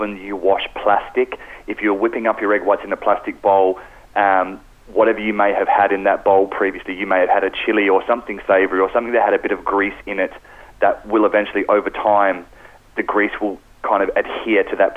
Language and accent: English; Australia; moved away as an adult; now in Ireland; I am from Australia